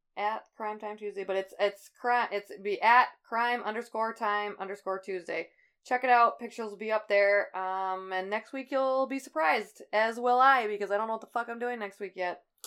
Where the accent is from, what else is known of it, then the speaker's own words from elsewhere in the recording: Midwest, United States; it's my hometown